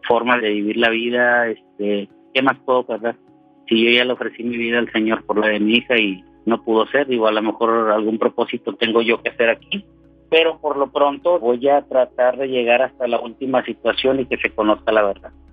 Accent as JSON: {"language": "Spanish", "country": "Mexico", "also_born_or_lived": "Apodaca, Nuevo León", "said": "Yo soy mexicano, 100% mexicano, vivo en el norte del país, en Apodaca, Nuevo León"}